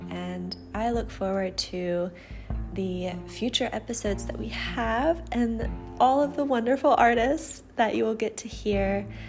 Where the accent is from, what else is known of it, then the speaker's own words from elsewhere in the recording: Atlanta, Georgia, United States; also born or lived in Alabama; I'm from Atlanta originally, so after graduating in 2016, I moved back to Atlanta